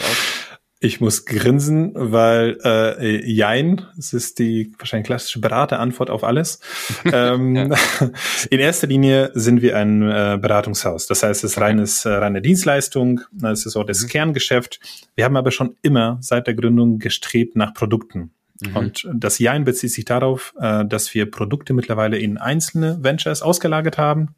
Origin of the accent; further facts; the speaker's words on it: Poland; German is a second language; moved away as an adult; now in Germany; wie man unschwer an meinen äh, Nachnamen und äh, vielleicht hier und dort an meinem Akzent erkennen kann, komme ich ursprünglich aus Polen